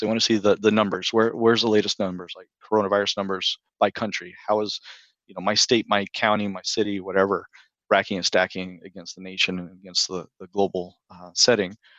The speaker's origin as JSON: {"language": "English", "region": "Texas", "country": "United States", "moved": "as an adult", "lives_now": "Maryland, United States", "said": "I'm originally from the Texas area"}